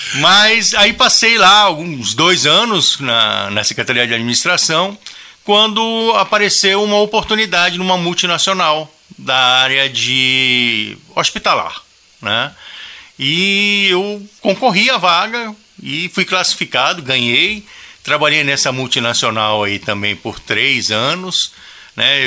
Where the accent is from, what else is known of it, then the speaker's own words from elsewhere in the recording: Manaus, Amazonas, Brazil; E moramos em Manaus. Eu nasci em Manaus, né? E lá também constituí família